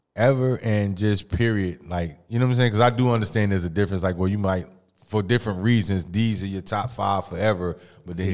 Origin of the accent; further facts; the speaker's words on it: Mississippi, United States; also born or lived in East Orange, New Jersey; now in New Jersey, United States; I'm originally from Mississippi